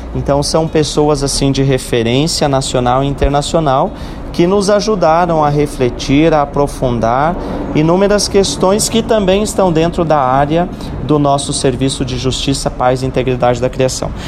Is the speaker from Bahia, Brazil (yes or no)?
no; Lages, Santa Catarina, Brazil; da bonita cidade de Lages, né? A minha cidade natal também